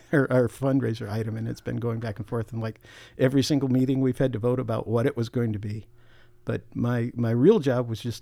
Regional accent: New York, United States; also born or lived in Wisconsin; now in Missouri, United States; Well, I grew up in New York. I originally grew up in New York, and they migrated to Wisconsin

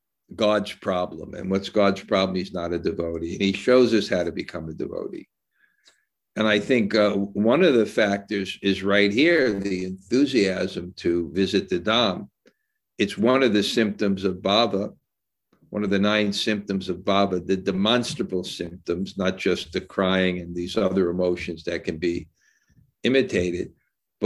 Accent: United States; moved away; also born or lived in India; as an American

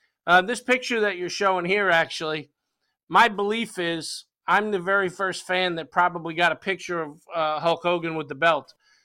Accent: Yonkers, New York, United States; moved away as an adult; also born or lived in Charlotte, North Carolina / South Florida; now in Florida, United States; No, I'm born and raised in Yonkers, New York

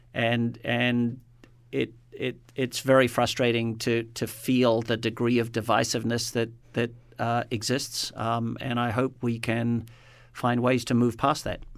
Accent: New Zealand; moved away; born and raised, my home country is New Zealand

